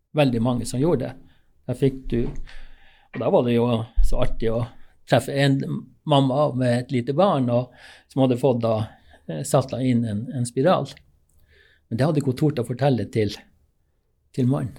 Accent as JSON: {"language": "Norwegian", "region": "Finnmark", "country": "Norway", "also_born_or_lived": "Alta / Gjøvik", "said": "jeg kom jo fra Finnmark"}